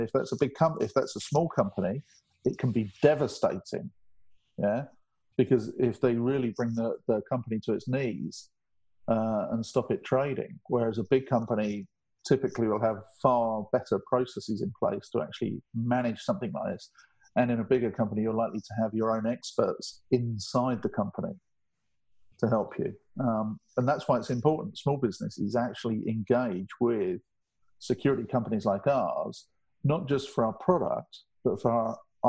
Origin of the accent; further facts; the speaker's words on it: England, United Kingdom; I'm English.